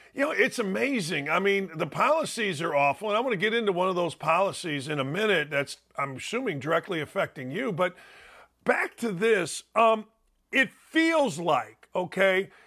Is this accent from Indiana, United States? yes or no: yes; Gary, Indiana, United States; my hometown of Gary, Indiana